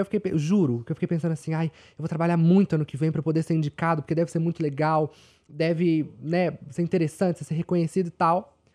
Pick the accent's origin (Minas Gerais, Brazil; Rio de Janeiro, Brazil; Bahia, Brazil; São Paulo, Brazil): Minas Gerais, Brazil; Belo Horizonte; eu sou de Minas, de Belo Horizonte